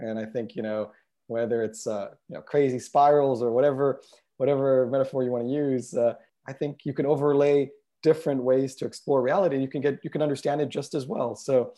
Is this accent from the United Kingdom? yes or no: no; Israel; also born or lived in United States; I guess I grew up bicultural, growing up between being born in the States and then growing up in Israel and going back and forth during my childhood between the two countries.